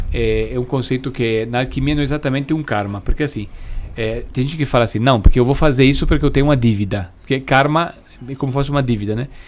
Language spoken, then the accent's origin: Portuguese; Italy; Tipo, eu, por exemplo, que vim da Itália.